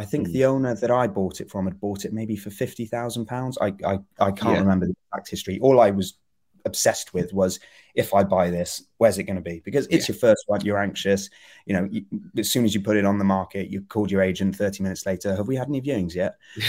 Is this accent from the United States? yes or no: no; Gloucester, South West England, United Kingdom; now in London, United Kingdom; my folks are in Gloucester. So I grew up there working in London.